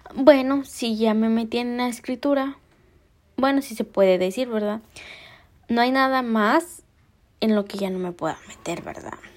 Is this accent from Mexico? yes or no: yes; Mexico; Soy mexicana